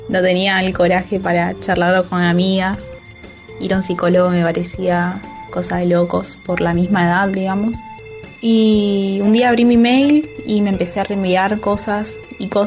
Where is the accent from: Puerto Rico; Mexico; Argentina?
Argentina; Misiones; Soy argentina, de la provincia de Misiones.